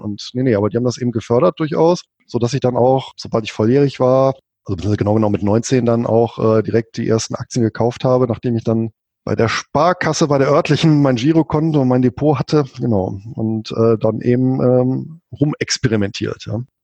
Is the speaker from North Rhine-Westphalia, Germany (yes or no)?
yes; Bonn, North Rhine-Westphalia, Germany; also born or lived in Spain; now in Southern Lower Saxony, Germany; gebürtig bin ich Rheinländer, komme aus Bonn mit, wie gesagt, spanischen Wurzeln